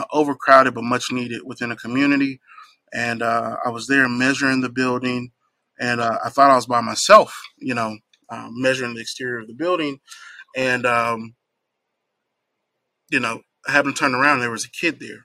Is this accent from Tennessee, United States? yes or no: yes; Nashville, Tennessee, United States; I am very fond of my hometown of Nashville, Tennessee. So growing up here